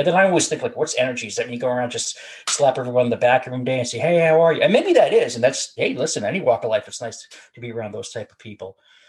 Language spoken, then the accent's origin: English; Massachusetts, United States; When I was growing up, it was really Massachusetts.